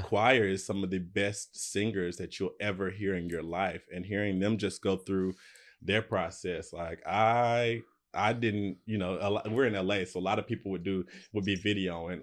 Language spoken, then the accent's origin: English; United States; moved away as an adult; now in Los Angeles, United States; I'm from Alabama, Tennessee, right on the Alabama, Tennessee line, and I moved to L A maybe twelve years ago